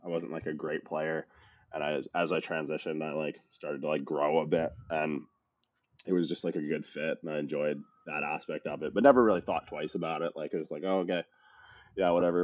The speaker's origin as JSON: {"language": "English", "town": "Windsor", "region": "Ontario", "country": "Canada", "tie": "born or raised there", "also_born_or_lived": "Newfoundland / Toronto / California", "moved": "as an adult", "said": "I'm from Newfoundland originally. It's a small island province off the northeastern coast of Canada. I uh, grew up mostly in this kind of blue collar town in southwestern Ontario"}